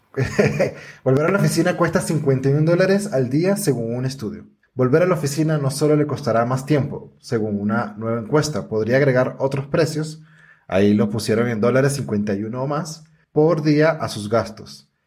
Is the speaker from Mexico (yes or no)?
no; Venezuela; yo soy negro y venezolano